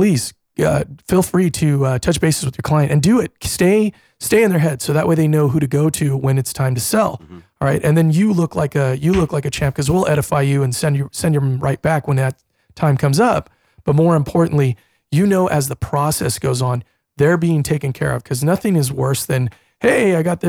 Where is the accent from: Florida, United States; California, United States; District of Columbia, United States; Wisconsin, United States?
California, United States; now in Phoenix, United States; I'm from California myself